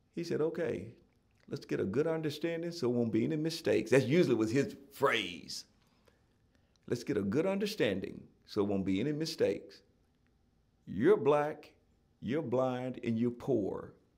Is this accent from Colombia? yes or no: no; Gallatin, Tennessee, United States; I, I was born and raised in Gallatin, Tennessee